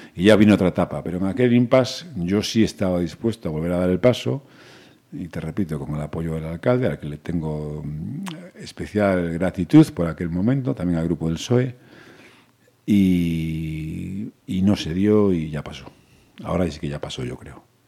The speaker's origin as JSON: {"language": "Spanish", "town": "Pontevedra", "region": "Galicia", "country": "Spain", "tie": "born or raised there", "said": "yo soy un chico de Pontevedra, que nací en la Rúa Nueva, que es un barrio que está muy próximo a la Plaza de Toros, que fui a un colegio público aquí toda la vida, hijo de profesores y que me crié en Pontevedra"}